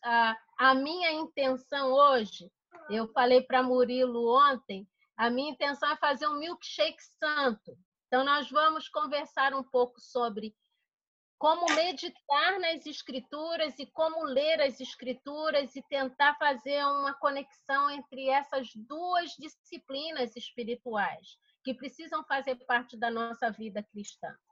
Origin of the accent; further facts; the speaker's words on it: Rio de Janeiro, Brazil; now in United States; no Rio de Janeiro, por exemplo, de onde eu venho